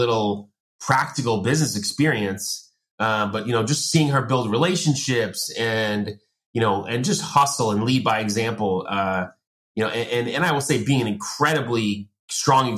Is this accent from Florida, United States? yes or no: no; Long Island, New York, United States; I grew up in Long Island